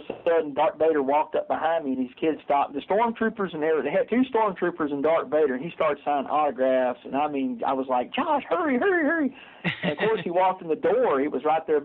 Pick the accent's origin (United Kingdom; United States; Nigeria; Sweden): United States; Delight, Arkansas; also born or lived in Nashville, Arkansas / Texas; now in Arkadelphia, United States; I'm actually from DeLight, Arkansas, which is about 30 miles from here.